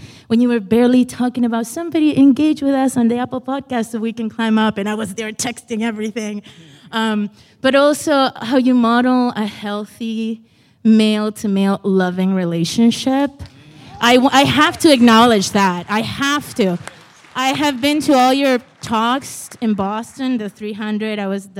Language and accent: English; Iquique, Tarapacá, Chile; also born or lived in Lowell, United States; I'm from Iquique, Chile, by way of Lowell, Mass.